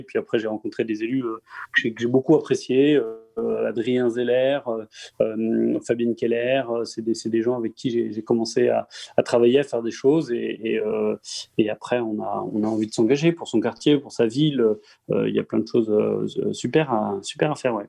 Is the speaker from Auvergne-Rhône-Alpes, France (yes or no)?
no; Strasbourg, Grand Est, France; je suis un natif de la Roberto, je fais toute, ma jeunesse à la Roberto